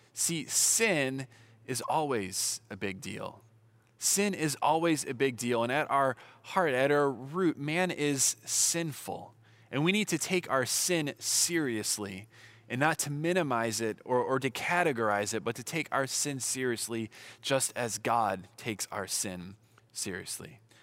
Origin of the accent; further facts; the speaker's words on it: Southern California, United States; I'm from Southern California